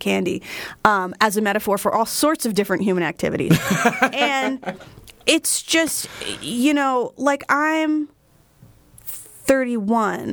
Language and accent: English; Flemington, New Jersey, United States; a store in my hometown of Flemington, New Jersey